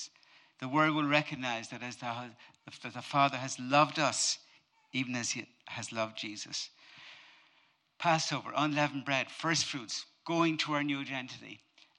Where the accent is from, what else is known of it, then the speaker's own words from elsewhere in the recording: Ireland; I'm Irish, but I'm not typically Irish